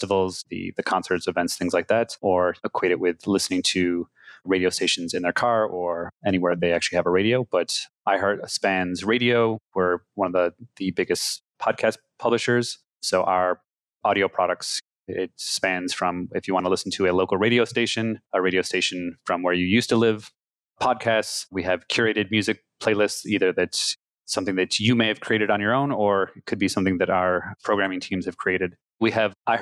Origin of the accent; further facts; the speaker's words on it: Syracuse, New York, United States; also born or lived in Ithaca, New York; I'm originally from Syracuse, New York